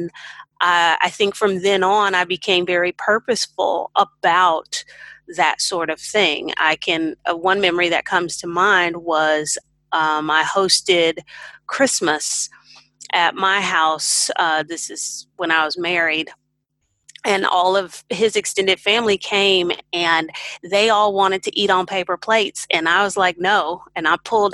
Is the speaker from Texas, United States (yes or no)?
yes; Houston, Texas, United States; moved away as an adult; now in Hefei, China; I'm from Houston, Texas